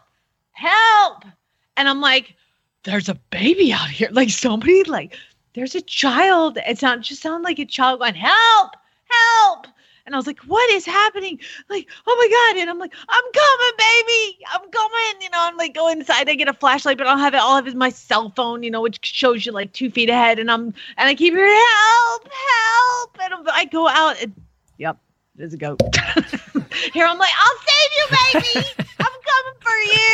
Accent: Georgia, United States; my southern accent. I'm from Georgia

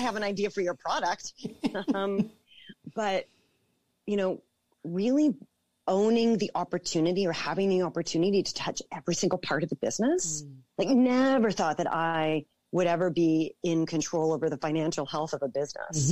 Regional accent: Toronto, Ontario, Canada; I born and raised in Toronto

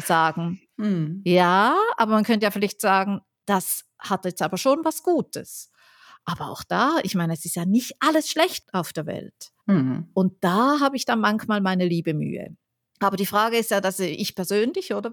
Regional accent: Switzerland; moved away; ich bin ja Schweizerin

